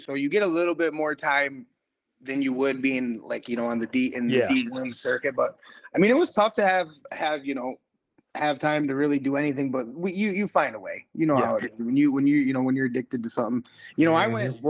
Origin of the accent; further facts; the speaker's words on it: Kent City, Michigan, United States; now in Muskegon, United States; So, you know, like you said … I'm originally from Kent City. I live out here in Muskegon now.